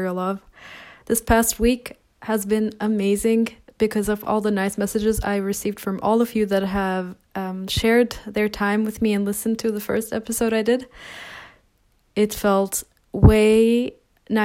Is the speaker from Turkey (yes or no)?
yes; Turkey; now in Copenhagen, Denmark; I'm from Turkey